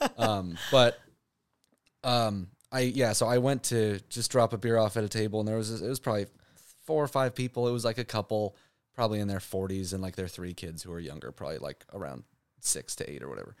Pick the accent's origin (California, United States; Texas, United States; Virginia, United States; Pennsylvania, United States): California, United States; Santa Barbara; moved away as an adult; now in Los Angeles, United States; growing up in Santa Barbara